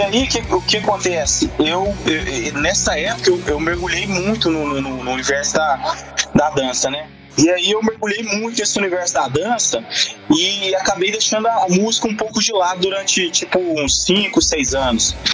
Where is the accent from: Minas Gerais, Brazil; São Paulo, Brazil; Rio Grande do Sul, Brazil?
Minas Gerais, Brazil; moved away; also born or lived in Tocantins; eu vim de Minas Gerais. E lá em Minas, a, a, minha galera, assim, da infância